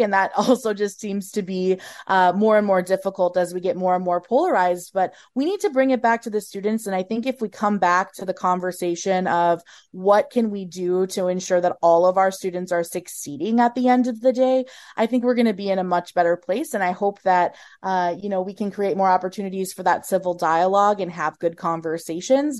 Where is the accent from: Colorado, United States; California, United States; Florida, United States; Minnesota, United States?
Minnesota, United States; I'm a Minnesotan through and through. I'm from a small town here in Minnesota